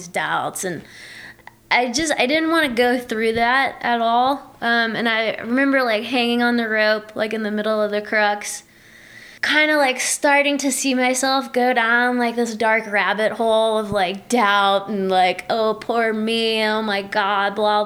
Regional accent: Louisiana, United States; now in Bishop, United States; I grew up in Louisiana

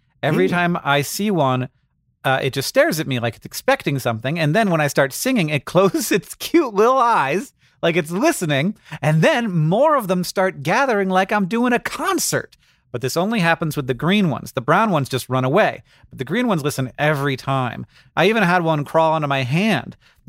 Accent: Florida, United States; When I grew up in Florida, we called them anoles, but now everybody tells me that it's pronounced anoles.

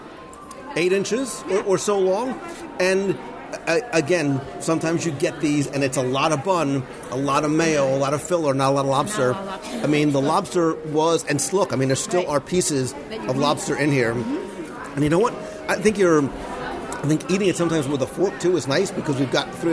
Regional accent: Northeast, United States; moved away; So we come from the Northeast

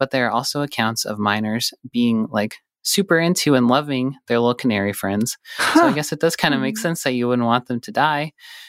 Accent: Butte, Montana, United States; I knew they used them because I'm from Butte, where a lot of mining happened.

